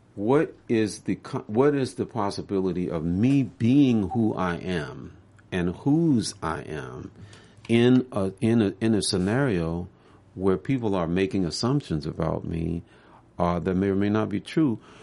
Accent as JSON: {"language": "English", "town": "Memphis", "region": "Tennessee", "country": "United States", "tie": "born or raised there", "said": "growing up in Memphis, we called Soulsville, U S"}